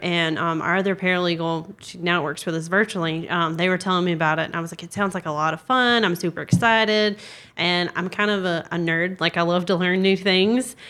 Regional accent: South Carolina, United States; I'm from South Carolina.

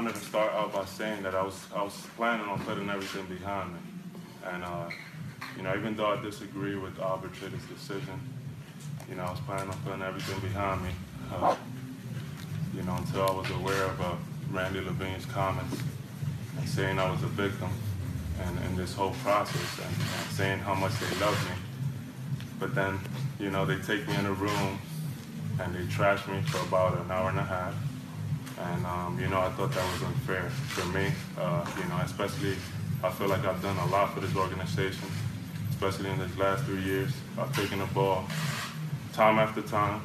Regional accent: New York City, New York, United States; born or raised there

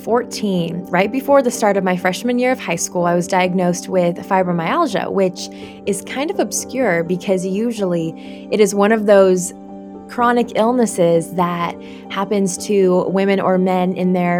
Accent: Oregon, United States; also born or lived in South Korea; I was actually adopted when I was really young from South Korea. My brother and I both were. We don't remember that because we were so young, but we were raised here in Oregon

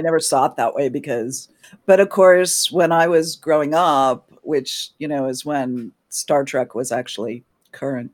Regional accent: New England, United States; now in Washington, D.C., United States; I'm originally from New England in the U S, but I currently live in Washington, D C

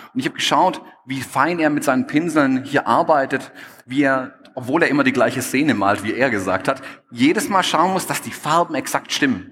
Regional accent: Stuttgart, Baden-Württemberg, Germany; accent: Swabian; ich bin Schwabe, ich komme aus Stuttgart, man hört es vielleicht auch ein bisschen.

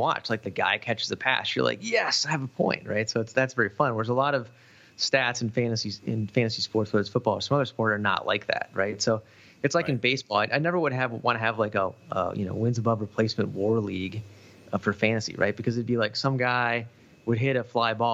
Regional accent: Minneapolis, Minnesota, United States; I grew up in Minneapolis

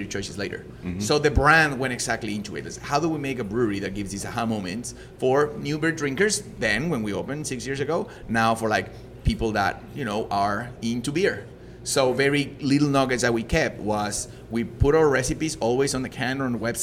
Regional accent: Mexico; English is a second language; moved away as an adult; also born or lived in Leeds, England; now in Canada; I'm not from an English-speaking country. I was born in Mexico

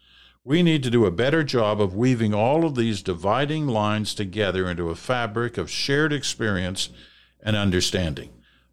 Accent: Montreal, Quebec, Canada; now in Toronto, Canada; I grew up in Montreal to immigrant parents and knew nothing about the Canada that existed outside of our bubble.

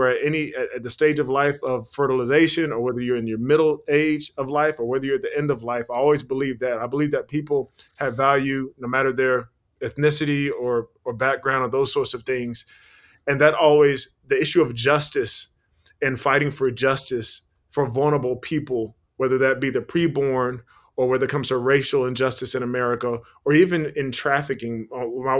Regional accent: South Carolina, United States; also born or lived in Virginia; my hometown of South Carolina

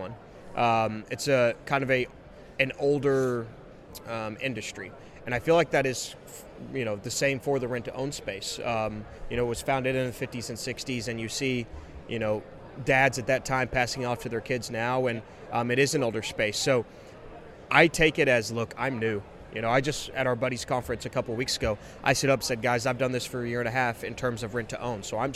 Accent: West Texas, United States; also born or lived in Dallas / Lubbock; born and bred West Texan.

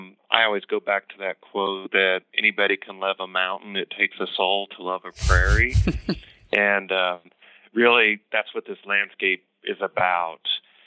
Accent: Kansas, United States; now in Colorado, United States; I'm in Colorado. I was born in Kansas, and so it's really fun for me to work on this project in Kansas.

